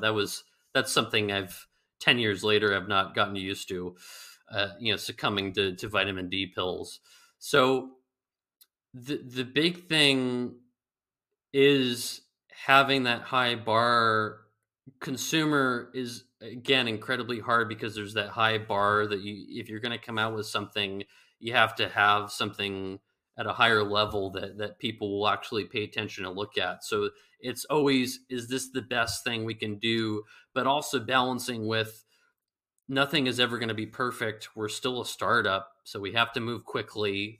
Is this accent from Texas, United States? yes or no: no; California, United States; moved away; the guy from California